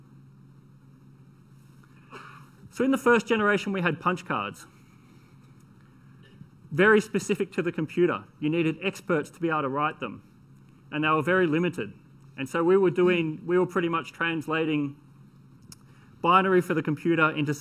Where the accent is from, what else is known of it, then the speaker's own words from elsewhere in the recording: Australia; I am Australian, so I speak fast